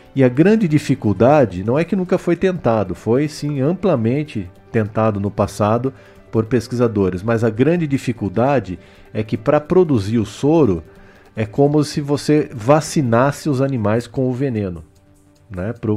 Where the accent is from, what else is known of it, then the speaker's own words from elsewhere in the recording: Botucatu, São Paulo, Brazil; eu nasci aqui em Botucatu, estudei no IECA, estudei no La Salle, estudei no Objetivo, ou seja, a, minha formação eu devo a essa cidade